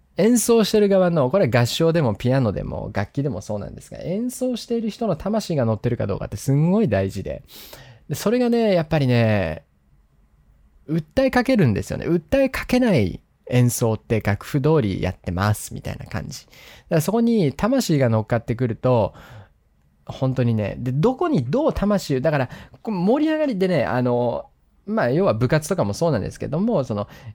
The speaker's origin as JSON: {"language": "Japanese", "town": "Sapporo", "region": "Hokkaido", "country": "Japan", "said": "札幌市なんですけど、北海道の札幌市"}